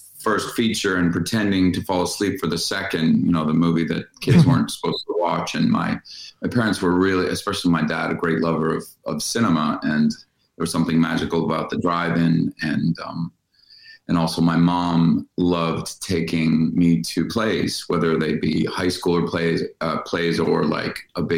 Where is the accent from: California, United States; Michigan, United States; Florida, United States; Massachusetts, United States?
Massachusetts, United States; Western; also born or lived in Harrisburg, Pennsylvania; I was born in Harrisburg, Pennsylvania, but didn't really live there. I grew up in Massachusetts, in Western Massachusetts. In the woods, pretty much.